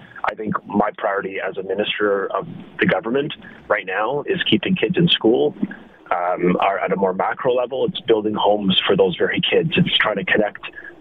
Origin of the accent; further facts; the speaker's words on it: Canada; as a Canadian